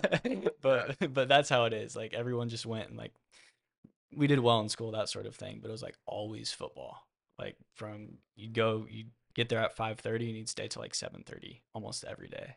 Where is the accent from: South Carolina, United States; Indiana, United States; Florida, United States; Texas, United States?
Texas, United States; Austin; I'm from Lake Travis, born and raised in Austin. Went to Lake Travis High School